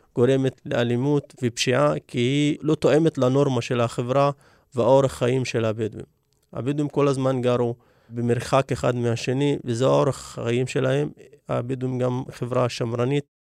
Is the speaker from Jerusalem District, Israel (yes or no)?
no; Negev, Southern District, Israel; אני מגיע מכפר לא מוכר, כפר שגובל בדיוק בגבולות של אה, כפר מוכר, יישוב קבע שנקרא אבו קרינת